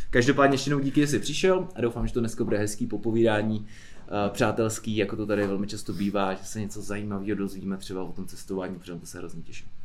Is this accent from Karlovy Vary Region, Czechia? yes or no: yes; Karlovy Vary, Karlovy Vary Region, Czechia; Z Karlových varů.